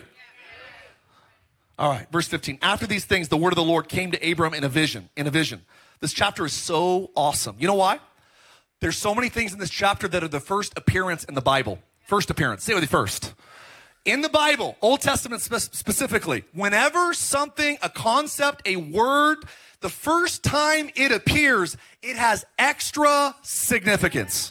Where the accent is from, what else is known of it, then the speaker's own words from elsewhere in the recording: Palmdale, California, United States; also born or lived in Lancaster, California; now in Orange County, United States; I grew up in Palmdale, Lancaster, and like Los Angeles, it's L.A. County